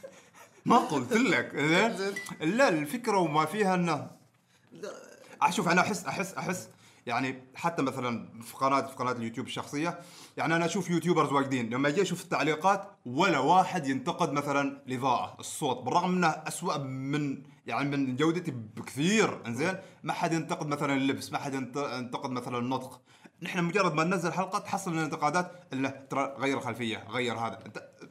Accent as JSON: {"language": "Arabic", "country": "Oman", "said": "نحن ترى كعماني"}